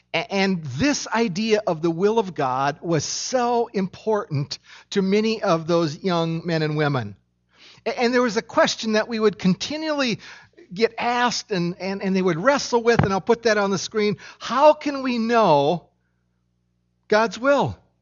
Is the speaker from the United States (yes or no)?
yes; Minnesota, United States; I was born in Minnesota